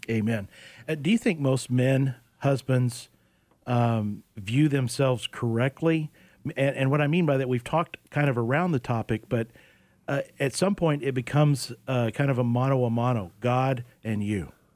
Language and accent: English; Oklahoma, United States; now in Arizona, United States; I grew up in Oklahoma.